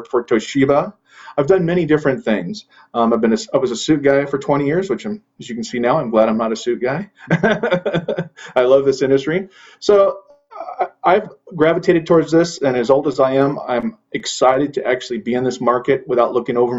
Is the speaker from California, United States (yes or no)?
yes; Central California, United States; I was born and raised in Central California, four generations.